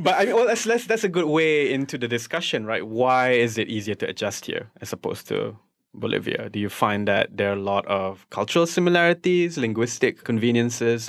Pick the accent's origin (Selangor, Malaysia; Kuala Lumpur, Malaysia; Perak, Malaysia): Selangor, Malaysia; Shah Alam; English is a second language; I'm from Shah Alam